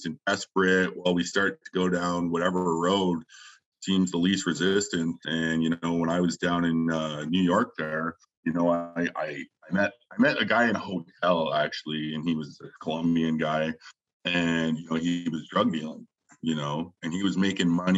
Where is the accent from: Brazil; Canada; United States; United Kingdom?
Canada; Taber, Alberta; I grew up in a small town in southern Alberta, Tabor, Alberta